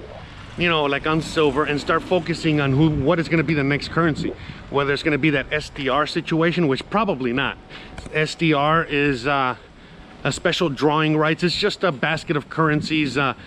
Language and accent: English; United States; I'm American